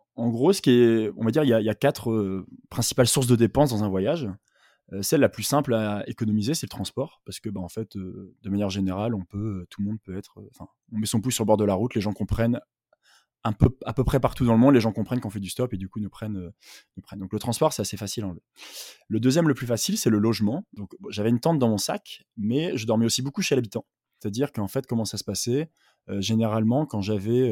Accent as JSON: {"language": "French", "town": "Douai", "region": "Hauts-de-France", "country": "France", "moved": "yes", "lives_now": "Paris, France", "said": "j'habite en ce moment à Paris, mais je viens du nord de la France, de Douai, à côté de Lille"}